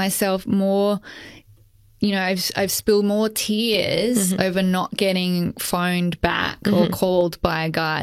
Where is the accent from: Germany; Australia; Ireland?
Australia; Adelaide, South Australia; where I grew up in Adelaide